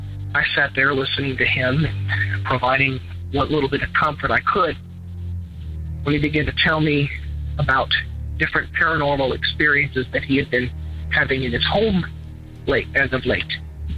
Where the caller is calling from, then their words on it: Eastern Kentucky, United States; I'm calling from Eastern Kentucky.